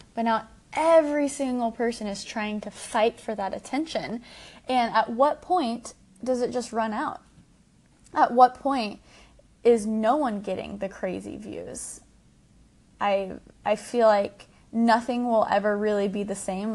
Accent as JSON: {"language": "English", "town": "Dallas", "region": "Texas", "country": "United States", "said": "I'm from Dallas"}